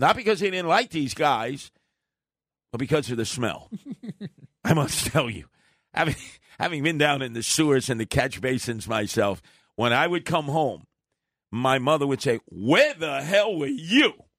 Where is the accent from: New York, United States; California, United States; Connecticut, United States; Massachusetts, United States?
New York, United States; New York City; I was growing up in Canarsie